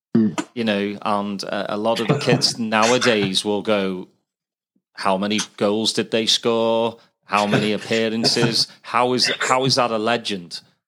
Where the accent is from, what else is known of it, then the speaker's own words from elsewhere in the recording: Formby, North West England, United Kingdom; growing up in Formby, we had a botanical gardens